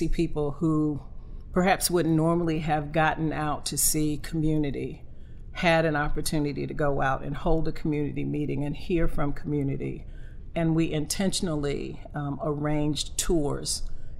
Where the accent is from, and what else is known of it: Sampson County, North Carolina, United States; born or raised there; moved away as an adult